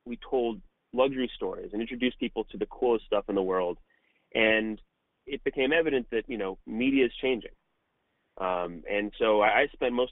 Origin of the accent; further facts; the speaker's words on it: Malibu, California, United States; also born or lived in New York City / Los Angeles; I grew up in Malibu, California